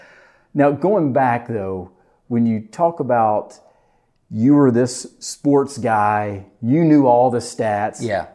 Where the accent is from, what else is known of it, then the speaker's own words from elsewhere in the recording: Georgia, United States; I'm from Georgia, so